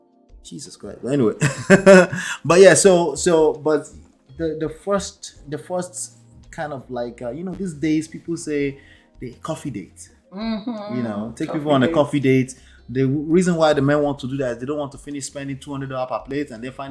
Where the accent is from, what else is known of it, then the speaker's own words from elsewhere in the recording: Nigeria; the way we were raised in Nigeria